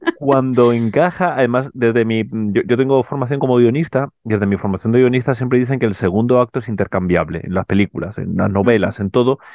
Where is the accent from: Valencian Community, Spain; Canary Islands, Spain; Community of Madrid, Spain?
Canary Islands, Spain; yo que además vengo de Canarias